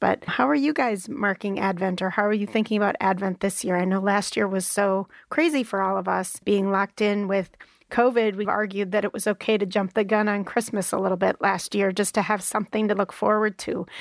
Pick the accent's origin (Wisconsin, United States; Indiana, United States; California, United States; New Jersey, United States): Wisconsin, United States; my home state